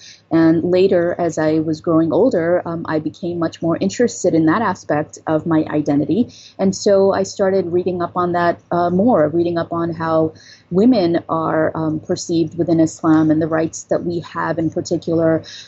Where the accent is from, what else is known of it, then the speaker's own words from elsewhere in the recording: New York, United States; also born or lived in Pakistan; So when someone asks me where I'm from, that's generally what I say is I'm from New York. But originally, I was born in Pakistan.